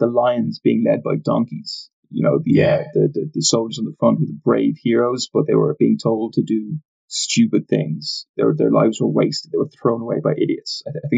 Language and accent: English; Ireland; we're both Irish.